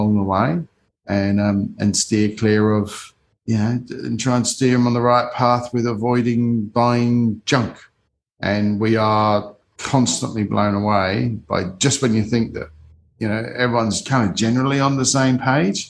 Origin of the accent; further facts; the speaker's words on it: United Kingdom; I grew up in the Cold War in the UK